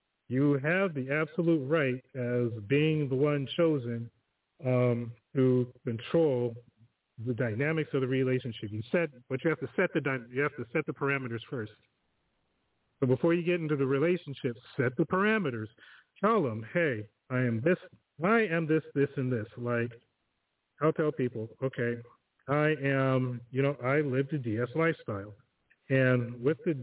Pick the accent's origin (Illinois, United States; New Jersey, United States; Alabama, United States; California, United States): California, United States; Southern; moved away as an adult; also born or lived in Rialto, California; now in Kent; I'm from Southern California